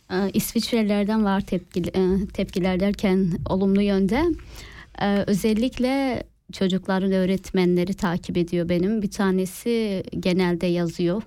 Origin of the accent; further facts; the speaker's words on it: Kahramanmaraş, Turkey; now in Switzerland; Maraşlıyım. Maraş e, Çağlayancı Elite, Elite kasabasında dünyaya geldim.